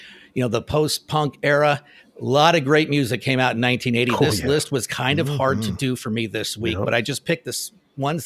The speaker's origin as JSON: {"language": "English", "town": "Phoenix", "region": "Arizona", "country": "United States", "tie": "born or raised there", "said": "growing up in Phoenix"}